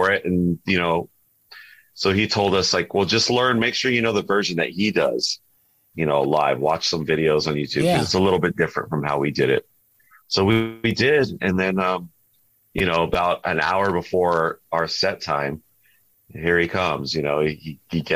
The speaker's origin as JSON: {"language": "English", "region": "Southern California", "country": "United States", "said": "we're from California and Southern California"}